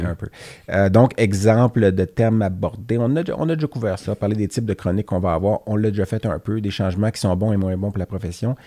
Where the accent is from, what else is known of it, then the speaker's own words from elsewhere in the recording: Laval, Quebec, Canada; je suis né à Laval, j'ai grandi à Laval